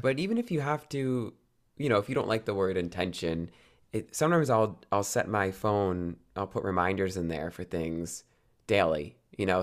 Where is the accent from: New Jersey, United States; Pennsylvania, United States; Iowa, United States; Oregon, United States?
New Jersey, United States; also born or lived in New York City; I grew up in New Jersey